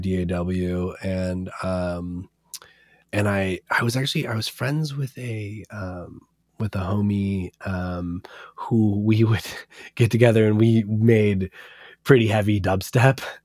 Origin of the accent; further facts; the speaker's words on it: Portland, Oregon, United States; growing up in Portland